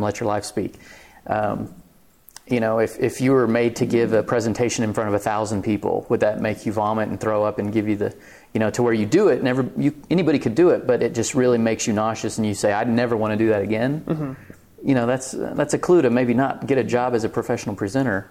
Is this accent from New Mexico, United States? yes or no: yes; Clovis, New Mexico, United States; now in Lubbock, United States; I'm from Clovis, New Mexico